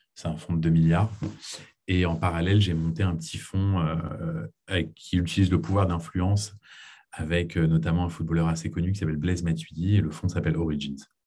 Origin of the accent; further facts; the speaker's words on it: Paris, Île-de-France, France; moved away as an adult; also born or lived in United States / Israel / Boston / New York; je suis né aux États-Unis, ensuite on a déménagé avec ma famille à Paris, c'est là où j'ai grandi.